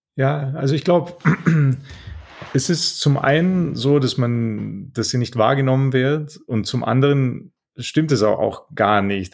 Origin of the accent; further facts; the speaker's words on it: Italy; moved away; Wir haben in Italien, ich bin ja Italiener